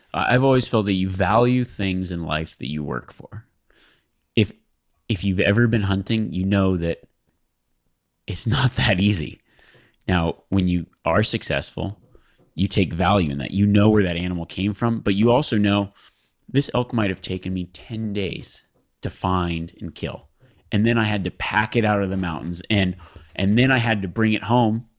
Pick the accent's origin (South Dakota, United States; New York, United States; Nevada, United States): Nevada, United States; I grew up in Nevada, though, and, oh, I grew up in Nevada, and public land is everywhere